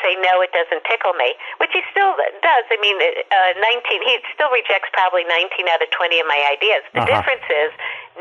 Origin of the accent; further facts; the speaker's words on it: Minneapolis, Minnesota, United States; I grew up in Minneapolis, but my parents are New Yorkers